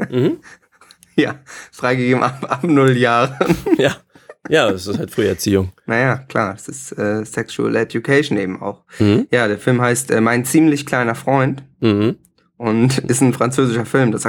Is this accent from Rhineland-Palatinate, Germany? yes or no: no; Hamburg, Germany; Also ich muss sagen, ich als Hamburger, ich konnte natürlich viele von diesen Aachener Themen, die da besprochen werden